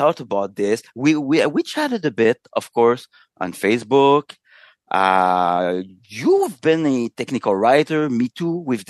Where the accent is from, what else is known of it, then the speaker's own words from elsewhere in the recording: Canada; Well, since we're both Canadian, it's like we share a little bit of a shared understanding of the world.